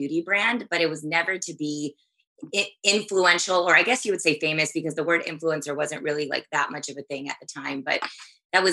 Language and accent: English; Texas, United States; I grew up in Texas where I'm back at now